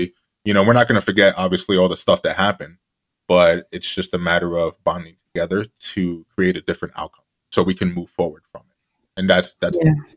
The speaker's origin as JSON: {"language": "English", "town": "Jersey City", "region": "New Jersey", "country": "United States", "tie": "born or raised there", "said": "the kid who was once in the back of the class, growing up in Jersey City, New Jersey"}